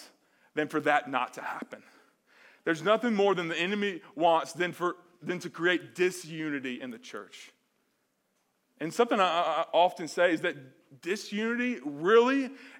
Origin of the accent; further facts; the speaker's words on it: Mobile, Alabama, United States; I'm from Mobile, Alabama